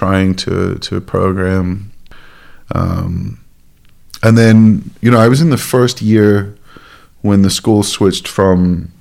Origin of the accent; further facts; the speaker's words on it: Llantwit Fardre, South Glamorgan, Wales, United Kingdom; also born or lived in Cardiff; I was born in Ysbyty Diwylliant in Cardiff, but I was raised, I grew up in Llanelltid Fawr in South Glamorgan.